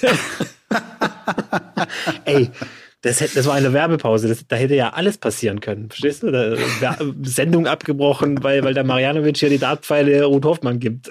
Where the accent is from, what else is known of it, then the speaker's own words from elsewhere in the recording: Swabia, Germany; aber ich bin ja Schwabe